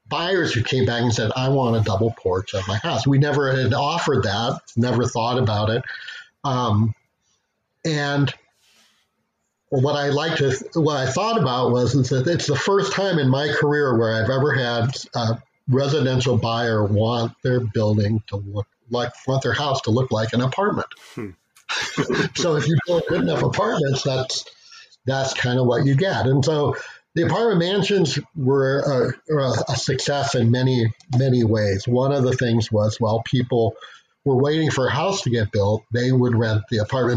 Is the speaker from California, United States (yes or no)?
yes; Coronado, California, United States; moved away; growing up where I grew up in Coronado, California